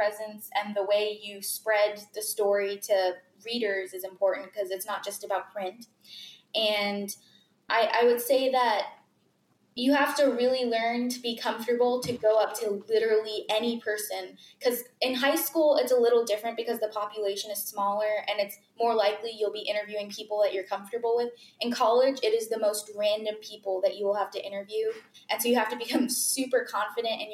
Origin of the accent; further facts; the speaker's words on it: McKinney, Texas, United States; also born or lived in Florida; I was basically raised in McKinney. I was born in Florida, but my family moved here when I was like 9 months old.